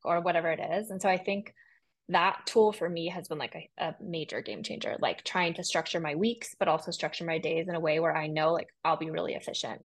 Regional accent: San Francisco, California, United States; I'm from San Francisco. I was born and raised there

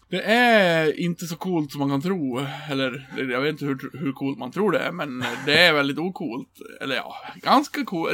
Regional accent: Björbo, Dalarna County, Sweden; moved away; bor liksom i en liten by som jag kommer från, Björbo.

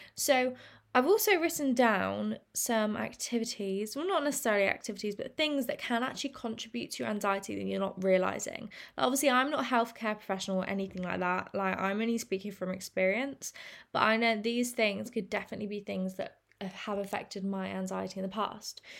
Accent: England, United Kingdom; I'm English and we say, in England

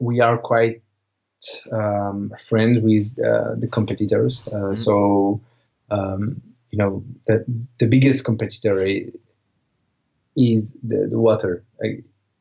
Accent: Marseille, Provence-Alpes-Côte d'Azur, France; in Marseille, in my hometown

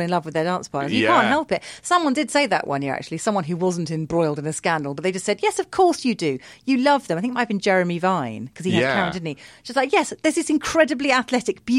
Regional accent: United Kingdom; I'm British

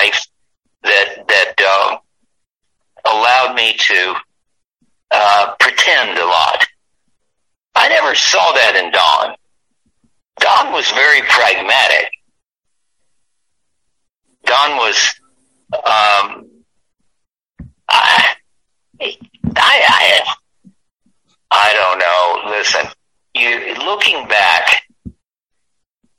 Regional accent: Bowling Green, Kentucky, United States; moved away as an adult; also born or lived in Lebanon, Tennessee / Louisville, Kentucky; I grew up in Bowling Green, Kentucky, and Lebanon, Tennessee, with my other side of my life in Louisville, Kentucky

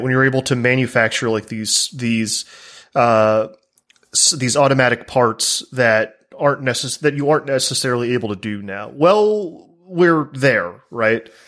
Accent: the American South, United States; an American from the South where I've, I've lived among gun culture my entire life

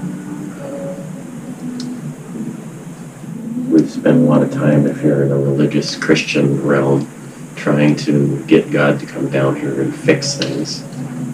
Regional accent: United States; growing up in America

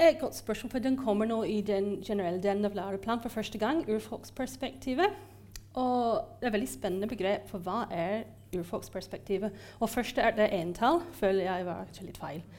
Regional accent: Ireland; Norwegian is a second language; now in Norway; jeg er fra Irland opprinnelig, eh, men jeg har bodd i Norge lenge

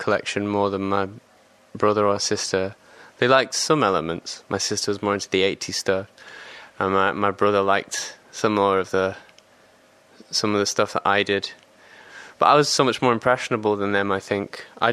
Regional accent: England, United Kingdom; being an English person

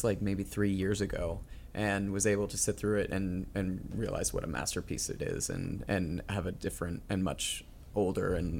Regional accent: Northern California, United States; I grew up in Northern California

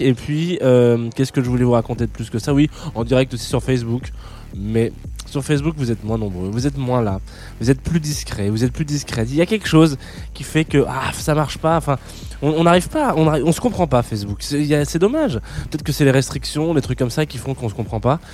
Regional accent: south of France, France; je suis originaire du sud de la France

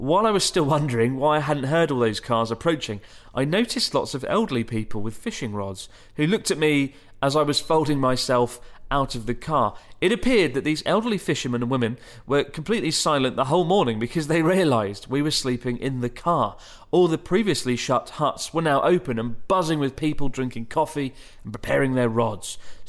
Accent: Germany; I'm a teacher from Germany.

